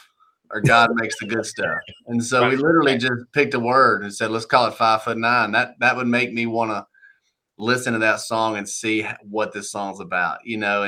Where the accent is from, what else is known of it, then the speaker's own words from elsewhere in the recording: Monroe, Georgia, United States; moved away as an adult; now in Nashville, United States; I moved from Monroe, Georgia.